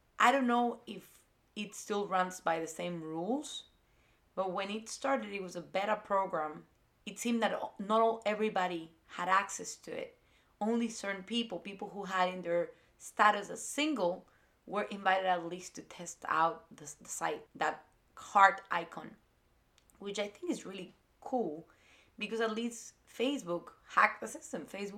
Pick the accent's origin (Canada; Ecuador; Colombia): Ecuador; English is a second language; moved away as an adult; now in United States; because I was born and raised in South America and in Ecuador in particular, who has a more conservative community, when I moved here to the United States